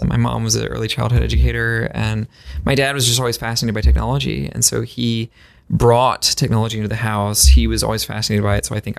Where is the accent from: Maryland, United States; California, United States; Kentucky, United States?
Maryland, United States; I was growing up in Maryland. The summers are really hot.